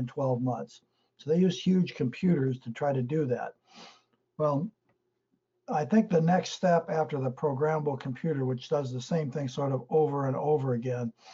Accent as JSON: {"language": "English", "town": "St. Louis", "region": "Missouri", "country": "United States", "tie": "born or raised there", "said": "growing up in St. Louis"}